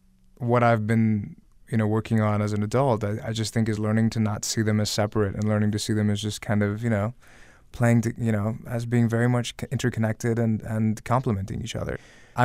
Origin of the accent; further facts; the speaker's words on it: the South, United States; I'm here in Virginia, where I'm a Southerner as well.